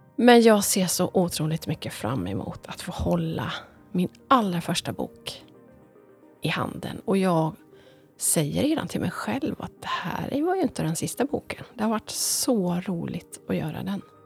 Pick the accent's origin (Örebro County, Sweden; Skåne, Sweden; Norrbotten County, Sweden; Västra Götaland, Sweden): Västra Götaland, Sweden; Ulricehamn; när jag var liten så växte jag upp med farmor Emmy och mostrarna